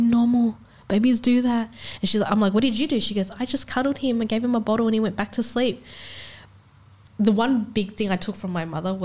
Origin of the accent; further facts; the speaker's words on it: Australia; we are in Australia